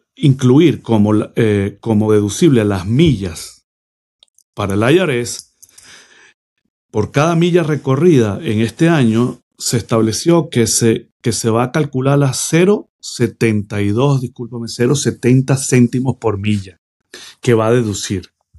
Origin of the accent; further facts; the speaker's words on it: Venezuela; moved away as an adult; now in United States; Yo soy un inmigrante, de, soy venezolano